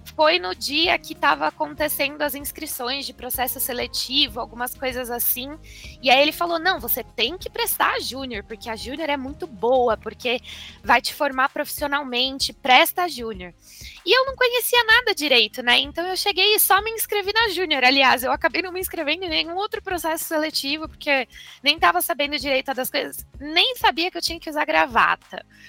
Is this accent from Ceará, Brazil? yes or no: no; Avaré, São Paulo, Brazil; moved away as an adult; also born or lived in Ribeirão Preto; now in São Paulo, Brazil; eu sou do interior de São Paulo, de Avaré, uma cidade que tem 90 mil habitantes. Não é tão pequenininha assim, mas crescer em cidade pequena